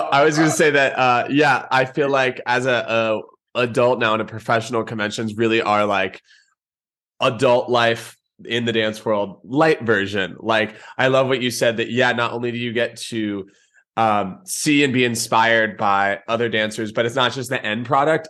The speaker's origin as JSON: {"language": "English", "region": "Georgia", "country": "United States"}